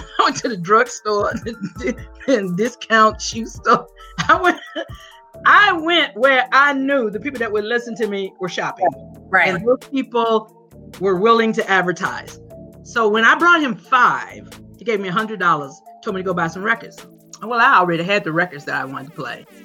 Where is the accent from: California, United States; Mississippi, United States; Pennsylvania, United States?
Mississippi, United States; Grenada; moved away; I'm from Grenada, Mississippi.